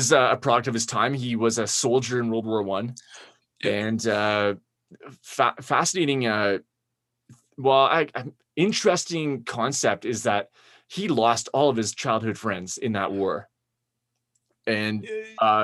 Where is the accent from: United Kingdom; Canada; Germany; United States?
Canada; Ontario; being from Ontario, my family's been in Ontario since the early first half